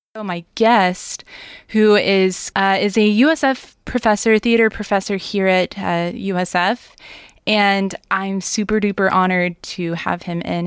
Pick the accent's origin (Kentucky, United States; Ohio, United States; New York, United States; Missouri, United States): Missouri, United States; Springfield; I'm from Springfield, Missouri